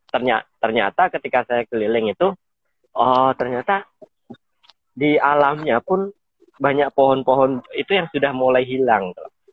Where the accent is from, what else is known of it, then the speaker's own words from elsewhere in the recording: Blitar, East Java, Indonesia; moved away as an adult; now in South Kalimantan, Indonesia; saya dari Jawa Timur, dari Blitar